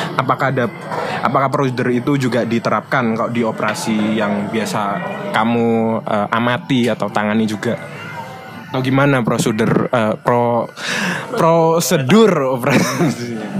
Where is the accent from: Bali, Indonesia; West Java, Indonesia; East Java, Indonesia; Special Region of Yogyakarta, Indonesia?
East Java, Indonesia; Surabaya; aku juga apa ya orang Surabaya asli